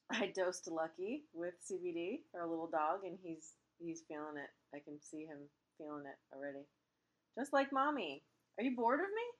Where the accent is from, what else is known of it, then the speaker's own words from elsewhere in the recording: Parkland, Florida, United States; now in Los Angeles, United States; My hometown, Parkland, Florida